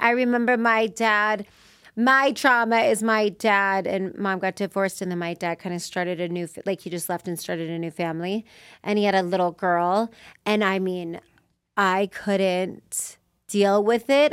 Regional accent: Las Vegas, Nevada, United States; I grew up in Vegas

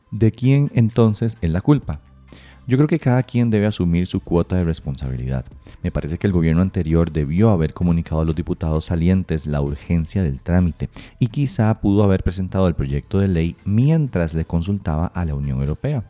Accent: Costa Rica; como buenos costarricenses

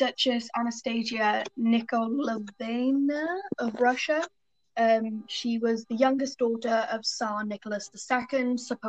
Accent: Welsh, Wales, United Kingdom; all of us being Welsh

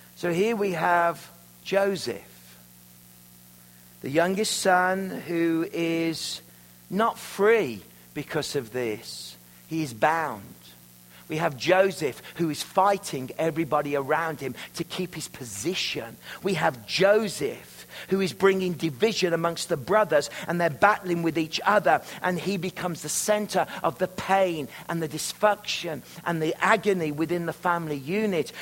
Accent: Worcestershire, West Midlands, United Kingdom; moved away as an adult; now in Canada; I'm from Worcestershire, where the sauce comes from

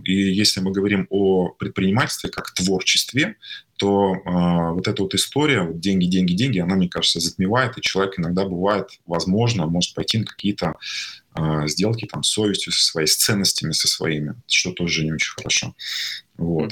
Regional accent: Tatarstan, Russia; also born or lived in Kazan; я родился в Татарстане, в э, маленьком городе, там 60 тысяч населения, 300 километров от Казани. Вот. До 17 лет я жил там, и потом переехал в Казань

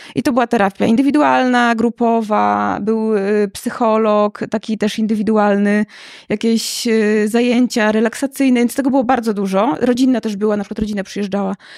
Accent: Łomża, Podlaskie Voivodeship, Poland; Ja nie jestem z Warszawy, jestem z Łomży

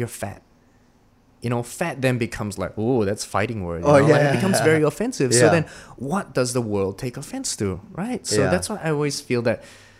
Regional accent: New Zealand; now in Singapore; one of the things that shocked me when I came from New Zealand to Singapore was people say, oh, I need to go shit.

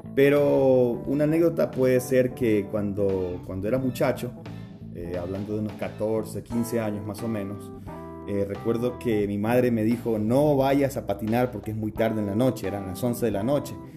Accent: Guayaquil, Guayas, Ecuador; yo soy costeño, soy de la ciudad de Guayaquil. Nací allá en el año 1981. Em, crecí eh, en un barrio bastante bonito

